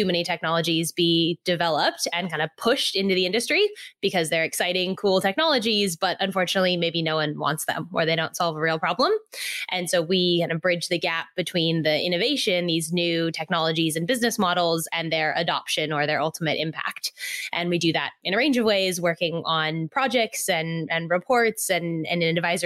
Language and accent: English; Silicon Valley, California, United States; moved away as an adult; now in Australia; I grew up in Silicon Valley in California, nothing to do with farming